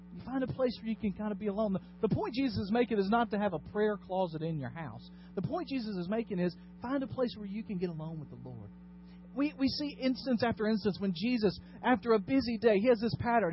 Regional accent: Dyersburg, Tennessee, United States; my hometown of Dyersburg

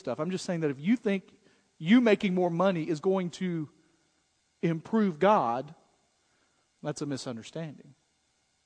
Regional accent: United States; being an American

